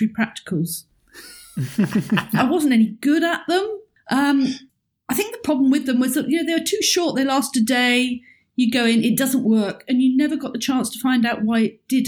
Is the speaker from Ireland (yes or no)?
no; the south of England, United Kingdom; moved away as an adult; also born or lived in Oxford; now in Edinburgh, United Kingdom; my hometown is on the south of England, which is very flat and has no mountains